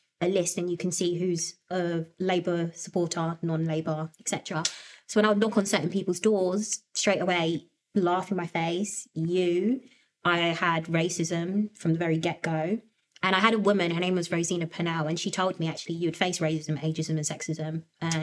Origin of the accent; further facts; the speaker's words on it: Havering, London, United Kingdom; I grew up in Havering, so I've always lived there. I was born in Harold Wood Hospital